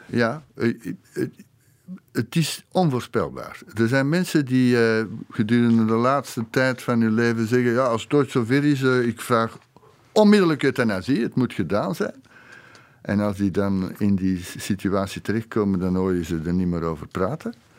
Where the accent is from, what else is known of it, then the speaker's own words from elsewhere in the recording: Flanders, Belgium; bij ons in Vlaanderen